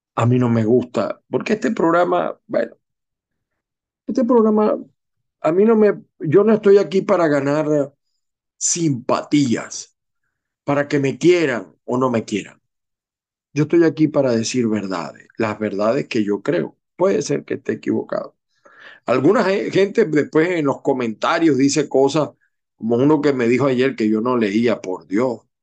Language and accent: Spanish; Zulia, Venezuela; yo no soy del Zulia, pero me he criado en el Zulia.